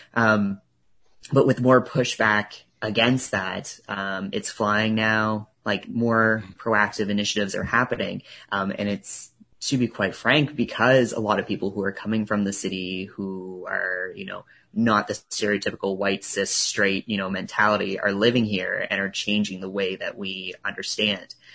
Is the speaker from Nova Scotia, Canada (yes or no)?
yes; Truro, Nova Scotia, Canada; also born or lived in Halifax; I grew up in Truro